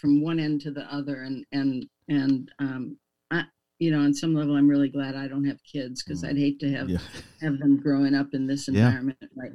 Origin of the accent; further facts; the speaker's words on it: Milwaukee, Wisconsin, United States; I grew up in Milwaukee